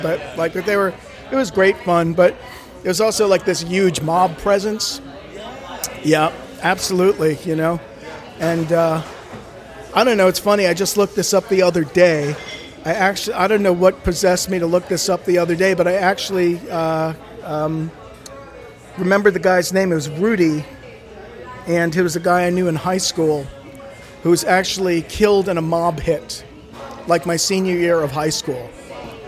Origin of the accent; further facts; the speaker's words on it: outside of Providence, Rhode Island, United States; moved away; I grew up outside of Providence, Rhode Island